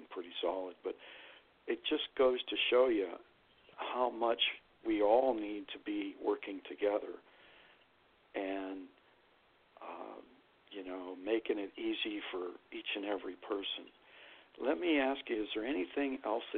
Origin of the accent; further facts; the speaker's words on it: Youngstown, Ohio, United States; moved away as an adult; also born or lived in Flint, Michigan; now in Lansing, United States; I'm from the Valley in Youngstown, Ohio, but I lived here my whole adult life right after high school